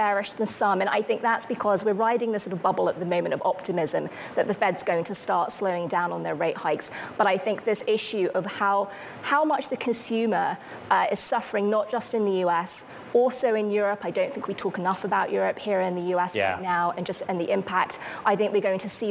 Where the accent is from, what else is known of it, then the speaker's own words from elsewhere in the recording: United Kingdom; as a Brit